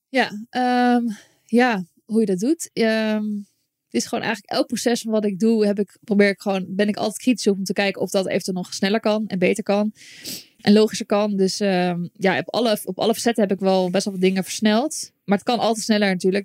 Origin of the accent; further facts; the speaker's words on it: Zoetermeer, South Holland, Netherlands; moved away as an adult; also born or lived in Limburg; now in Utrecht, Netherlands; ik ben geboren in Limburg. In Limburg? En toen heel mijn leven Zoetermeer gewoond